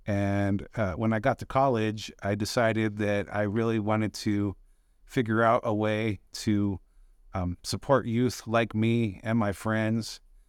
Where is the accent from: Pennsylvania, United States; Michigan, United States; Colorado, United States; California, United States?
Colorado, United States; Delta; So, I'm from Delta, Colorado, born and raised in Delta.